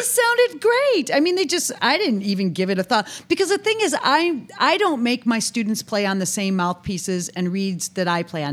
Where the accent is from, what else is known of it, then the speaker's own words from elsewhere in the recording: near Buffalo, New York, United States; I'm born and raised near Buffalo, New York